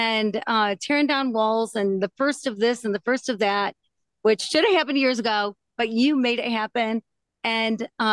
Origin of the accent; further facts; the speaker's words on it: Michigan, United States; I'm from Michigan, Midwestern